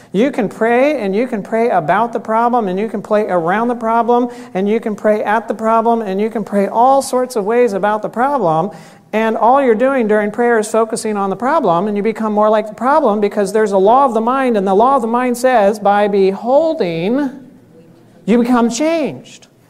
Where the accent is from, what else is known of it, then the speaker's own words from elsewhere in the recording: Florida, United States; I grew up in Florida.